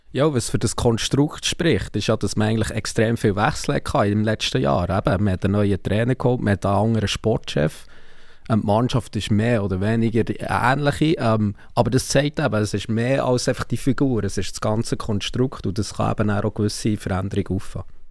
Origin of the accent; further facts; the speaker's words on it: Bern, Switzerland; als jemand, der aus Bern kommt